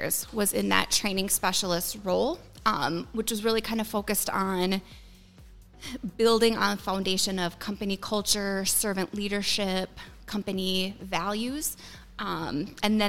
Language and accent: English; Willmar, Minnesota, United States; moved away as an adult; also born or lived in Arizona; I am originally from the Willmar area